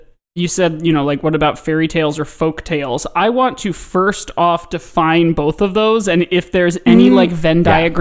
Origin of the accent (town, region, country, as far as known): United States